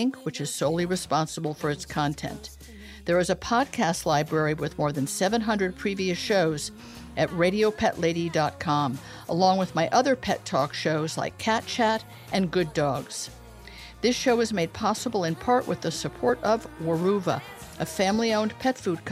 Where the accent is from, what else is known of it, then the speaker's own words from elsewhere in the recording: United States; we Americans